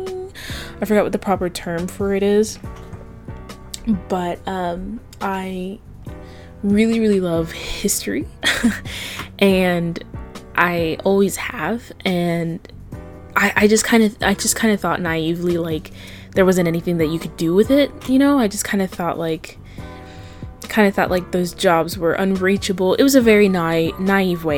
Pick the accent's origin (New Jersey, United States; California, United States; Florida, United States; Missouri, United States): Florida, United States; Avon Park; also born or lived in Kissimmee, Florida; I was born in Kissimmee, Florida, and I was raised in a little town called Avon Park, Florida